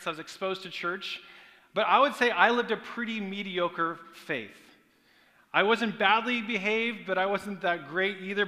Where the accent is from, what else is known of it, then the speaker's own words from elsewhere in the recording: Portland, Oregon, United States; now in California, United States; I grew up in Portland, Oregon, on a 26-acre farm